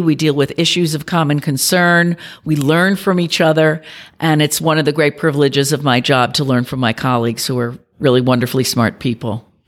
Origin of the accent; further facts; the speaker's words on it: New York, United States; I'm a New Yorker.